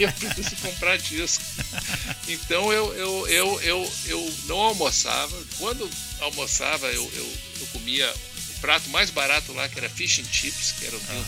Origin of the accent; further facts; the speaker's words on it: Curitiba, Paraná, Brazil; eu sou de Curitiba